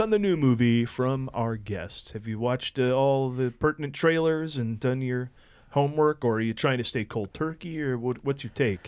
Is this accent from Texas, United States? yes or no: no; Oneonta, New York, United States; my hometown, uh, in upstate New York, the Oneonta Theater